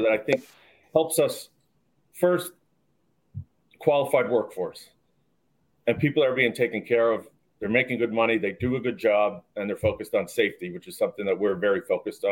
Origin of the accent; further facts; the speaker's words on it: Schuylkill County, Pennsylvania, United States; I grew up in the anthracite coal region in Schuylkill County, which is the sort of northeast part of the state